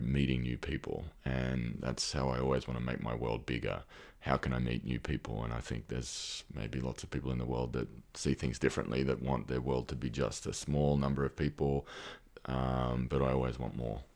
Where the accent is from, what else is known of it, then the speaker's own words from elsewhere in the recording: Australia; accent: Australian; moved away as an adult; I can probably hear from my accent that I'm, I'm Australian. I moved here about five years ago